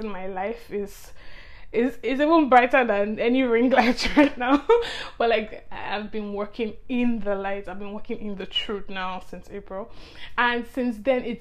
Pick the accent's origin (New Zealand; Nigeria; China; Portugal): Nigeria; I'm from Nigeria, which is in Africa